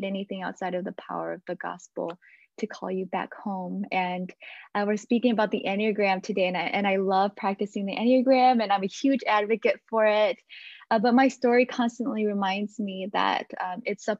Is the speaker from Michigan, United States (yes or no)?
yes; Michigan, United States; also born or lived in Dallas; I grew up in the Hmong churches, the first generation Hmong churches here in Michigan